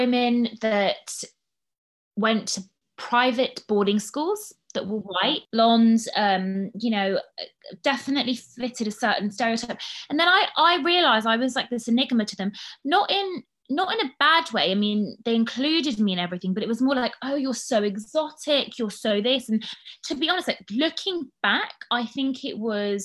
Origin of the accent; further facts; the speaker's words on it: London, United Kingdom; accent: well-spoken English; also born or lived in United States; we were growing up in London, in North London.